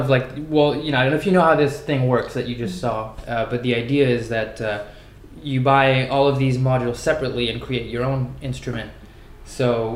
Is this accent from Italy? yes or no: no; Paris, Île-de-France, France; I am from Paris